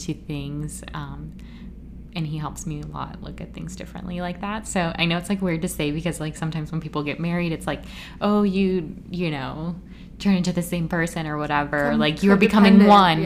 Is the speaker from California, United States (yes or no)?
no; Florida, United States; also born or lived in Puerto Rico; I was born in Puerto Rico, grew up in Florida